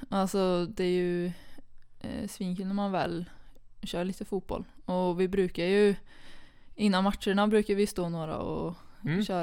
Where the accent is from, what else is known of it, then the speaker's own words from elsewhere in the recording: Karlstad, Värmland, Sweden; Eh, Karlstad, Skåre.